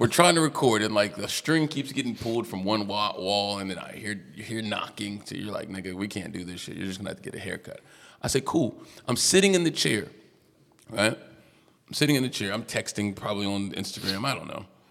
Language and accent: English; United States; accent: American; I'm American